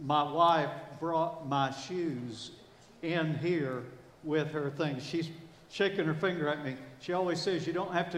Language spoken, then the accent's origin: English; the South, United States; I'm from the South